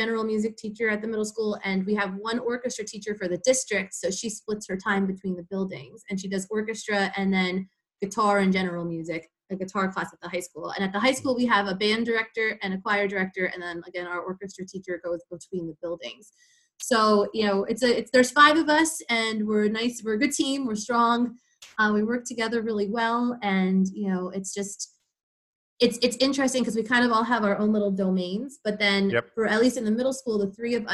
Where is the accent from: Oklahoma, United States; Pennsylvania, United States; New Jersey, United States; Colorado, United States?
New Jersey, United States; Lincoln Park; also born or lived in Fredericksburg, Virginia; I ended up getting a job offer in my hometown of Lincoln Park, New Jersey. So I moved back home